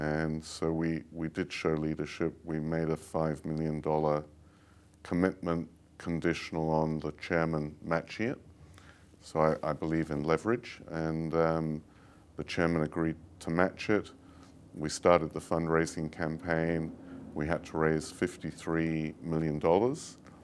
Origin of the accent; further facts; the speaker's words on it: London, United Kingdom; moved away; also born or lived in Italy; I grew up in London, and, um, like most, um, English people